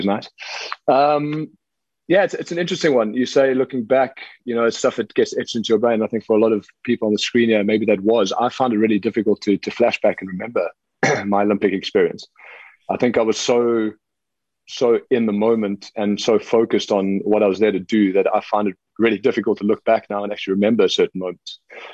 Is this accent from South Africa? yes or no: yes; South Africa; as a South African hockey player